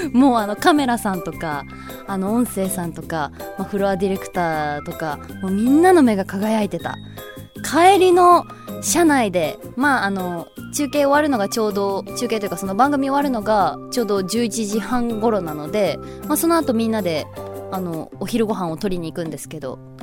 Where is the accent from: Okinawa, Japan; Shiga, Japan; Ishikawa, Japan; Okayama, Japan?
Ishikawa, Japan; Kanazawa; also born or lived in Aomori; now in Shizuoka, Japan; 私あの石川県生まれ金沢育ちだからこうやっぱりお魚美味しいところで育って